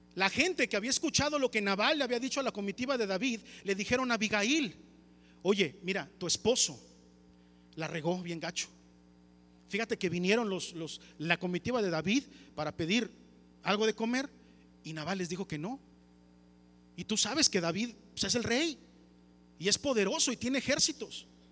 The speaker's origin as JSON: {"language": "Spanish", "country": "Mexico"}